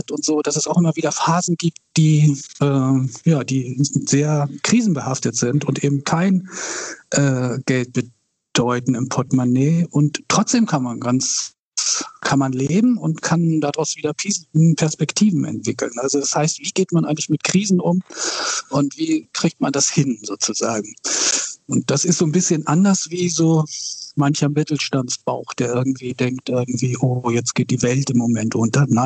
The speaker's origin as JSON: {"language": "German", "town": "Wilhelmsburg", "region": "Hamburg", "country": "Germany", "tie": "born or raised there", "said": "Aber ich bin in Wilhelmsburg aufgewachsen irgendwie. Also insofern ähm, und arbeite eben auch hier."}